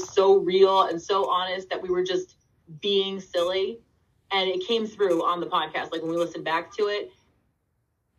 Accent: Scranton, Pennsylvania, United States; I'm from Scranton

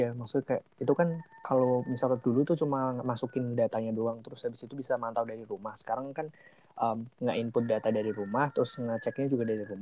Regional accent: Wonogiri, Central Java, Indonesia; uh, aku dari Wonogiri

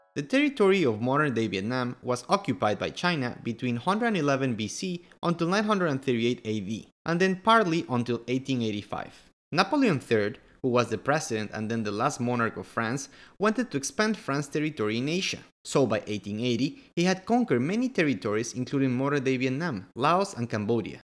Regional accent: Quito, Pichincha, Ecuador; I'm from Quito, Ecuador.

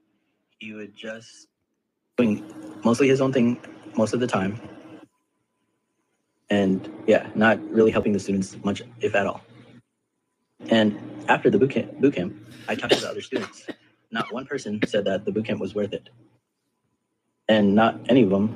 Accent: United States; I am Indian American. I am 5'5", and I'm from the United States.

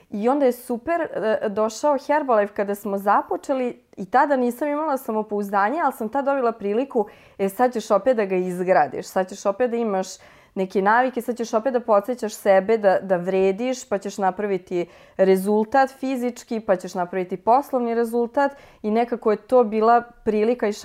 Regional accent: Futog, Vojvodina, Serbia; mi smo bili iz Futoga, nije selo, ali nekako drugačije to se funkcionisalo

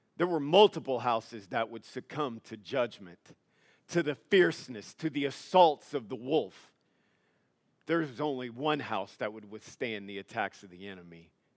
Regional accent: Louisiana, United States; moved away; I'm from Louisiana.

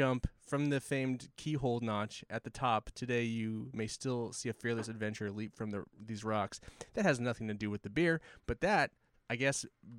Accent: Hawaii, United States; I'm Hawaiian

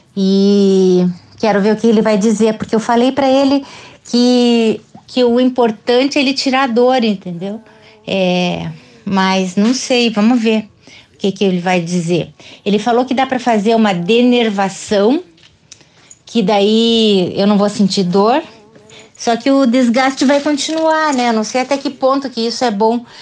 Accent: Curitiba, Paraná, Brazil; eu sou de Curitiba

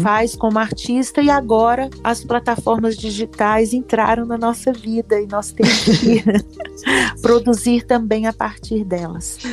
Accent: Oliveira, Minas Gerais, Brazil; now in Belo Horizonte, Brazil; E que é a casa onde eu fui criada, onde eu passei toda a minha infância, vivi aqui até os 15, 16 anos

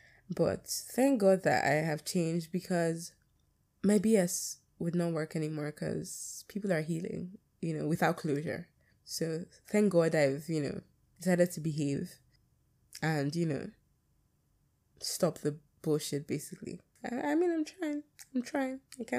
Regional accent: United Kingdom; accent: British; My British accent is coming, the thick one that I have.

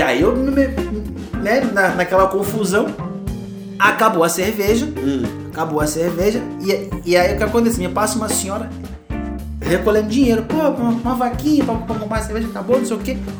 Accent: Rio de Janeiro, Brazil; now in São Paulo, Brazil; eu sou do Rio de Janeiro, criado é na favela, nas favelas do Rio de Janeiro. Que Nossa querida Vila Kennedy

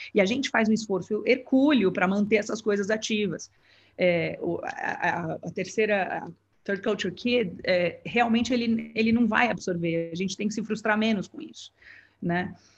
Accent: São Paulo, Brazil; moved away as an adult; now in Singapore; na minha cidade natal, em São Paulo

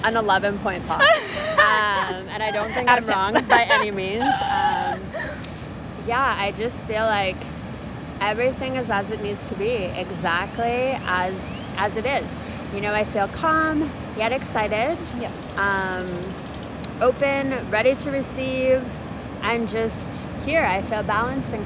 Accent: Canada; being Canadian

